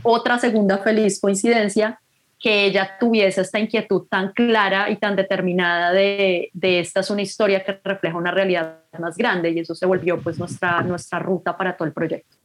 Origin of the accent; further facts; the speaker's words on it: Bogotá, Colombia; moved away as an adult; also born or lived in Canada; soy de Bogotá